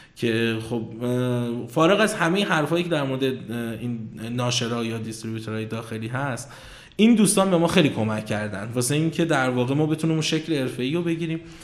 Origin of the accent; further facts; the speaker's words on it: Kashan, Isfahan, Iran; moved away as an adult; also born or lived in Tehran; من کاشانی هستم اصالتا اهل کاشانم بعد خب کاشان هم زندگی میکردم تا 86 که تهران قبول شدم دانشگاه